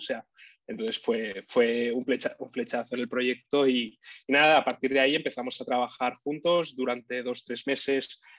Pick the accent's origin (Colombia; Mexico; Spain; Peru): Spain; Barcelona, Catalonia; soy originario de Barcelona, vivo aquí en, Barcelona